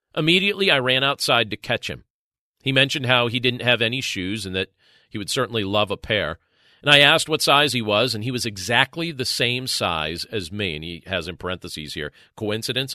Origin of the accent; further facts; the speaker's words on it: Northeast Pennsylvania, United States; I'm from Northeast Pennsylvania